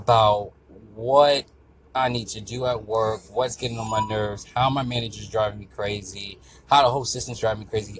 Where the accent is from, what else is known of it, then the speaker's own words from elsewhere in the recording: Florida, United States; I'm from Florida.